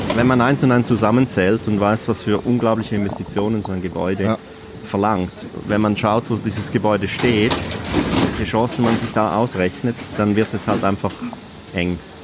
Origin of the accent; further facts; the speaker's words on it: Mulegns, Graubünden, Switzerland; Aufgewachsen im Posthotel Löwen in Mulenz